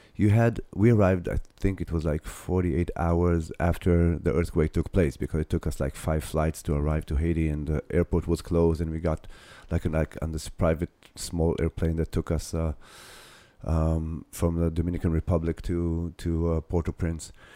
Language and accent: English; Ramat Gan, Tel Aviv District, Israel; Ramat Gan, which is my hometown